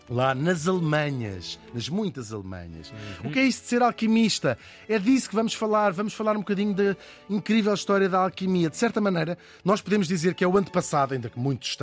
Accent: Portugal; De facto, eu tenho esta dupla nacionalidade, permite-me escolher as coisas onde sou português e as coisas onde sou holandês.

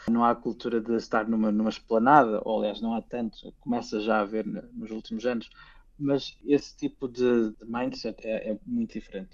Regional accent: Portugal; moved away as an adult; also born or lived in Finland; now in Helsinki, Finland; nós bem sabemos como portugueses

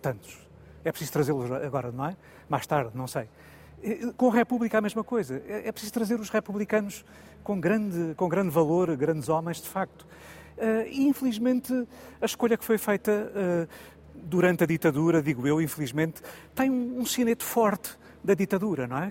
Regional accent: Portugal; sinto como português, como português comum

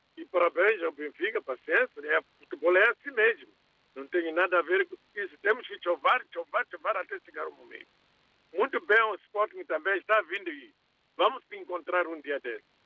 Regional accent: Mozambique; Eu sou moçambicano

